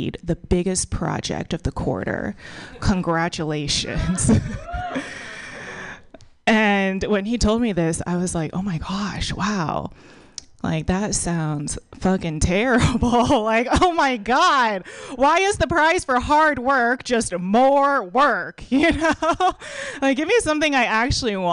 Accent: Texas, United States; now in San Francisco Bay Area, United States; I was born and raised in a third world country called Texas.

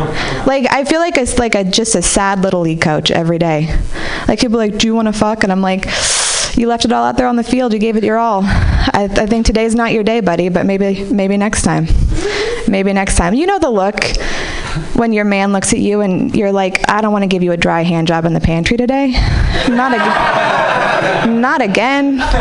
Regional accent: Marin City, California, United States; I grew up in Marin City, and I feel like I'm the only person who celebrated Kwanzaa every year here, right?

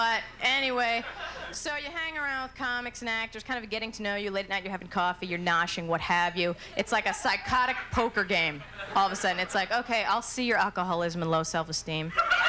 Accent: New Jersey, United States; As was mentioned earlier, I was born and raised in New Jersey.

